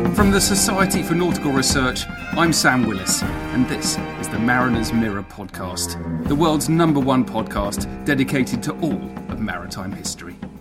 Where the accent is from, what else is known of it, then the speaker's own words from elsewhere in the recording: England, United Kingdom; I'm English